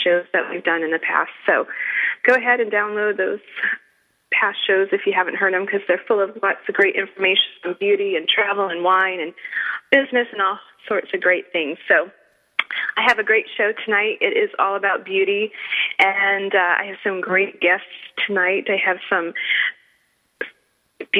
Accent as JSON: {"language": "English", "town": "Cranston", "region": "Rhode Island", "country": "United States", "tie": "born or raised there", "said": "Cranston, Rhode Island, which happens to be my hometown and state."}